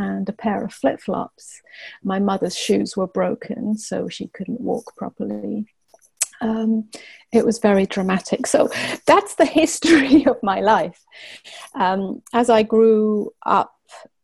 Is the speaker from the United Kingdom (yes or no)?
yes; England, United Kingdom; also born or lived in Cyprus; I lived on a small island in the Mediterranean for a couple of years, even though I was brought up in England